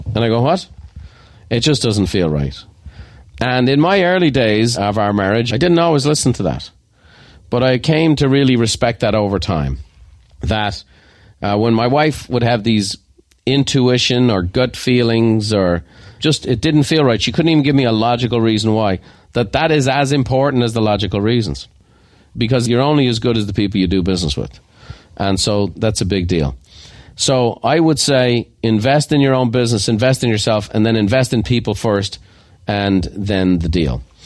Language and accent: English; Ireland; I am Irish